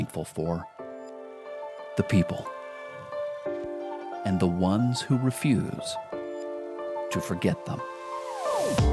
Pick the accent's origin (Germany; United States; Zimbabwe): United States; my home country of the United States of America